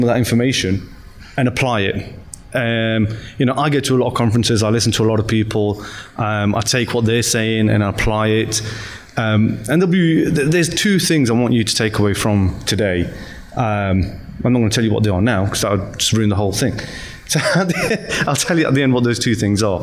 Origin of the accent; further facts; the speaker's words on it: Nottingham, East Midlands, United Kingdom; moved away as an adult; now in London, United Kingdom; that's where I was born and raised, spent most of my life